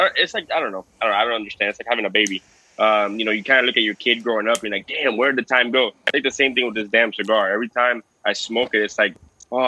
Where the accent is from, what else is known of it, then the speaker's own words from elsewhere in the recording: Cuba; I'm Cuban. I stick out over there like a sore thumb